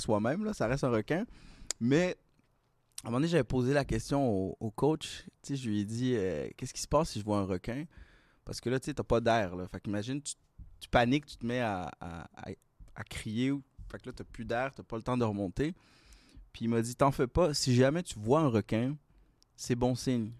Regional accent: Laval, Quebec, Canada; now in Montreal, Canada; j'ai grandi un peu à Montréal, mais j'ai passé la majeure partie de ma vie à Laval

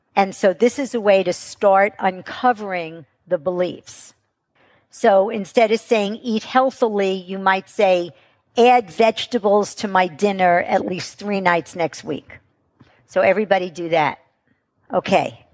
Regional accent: New York, United States; I'm from New York.

